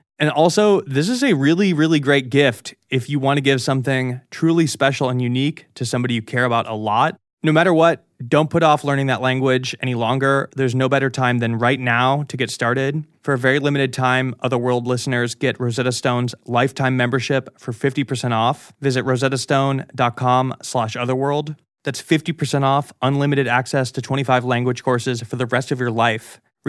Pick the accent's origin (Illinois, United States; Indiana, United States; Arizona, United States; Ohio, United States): Illinois, United States; Chicago; now in Los Angeles, United States; my home state and hometown, Chicago, Illinois, and all of the cities that surround it. Chicago is a very unique place. It's very different from where I live now in Los Angeles.